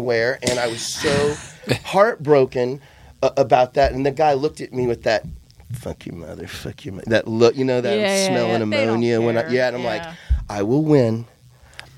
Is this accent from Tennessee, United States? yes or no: yes; Memphis, Tennessee, United States; now in Los Angeles, United States; Argus is a big deal to me growing up in Memphis, Tennessee